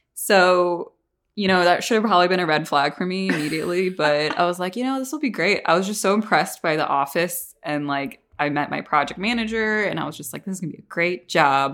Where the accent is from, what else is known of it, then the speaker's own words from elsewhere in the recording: Northeast, United States; now in Atlanta, United States; I'm from the Northeast where it's, like, you don't talk to your neighbors